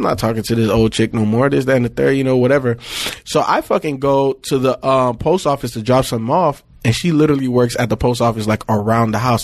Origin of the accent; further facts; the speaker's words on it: Miami, Florida, United States; I grew up in Miami, obviously different parts.